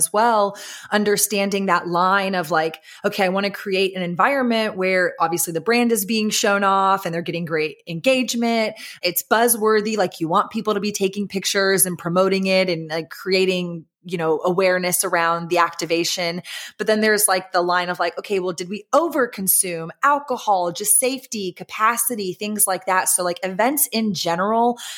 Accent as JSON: {"language": "English", "town": "Austin", "region": "Texas", "country": "United States", "tie": "born or raised there", "said": "I grew up in Austin"}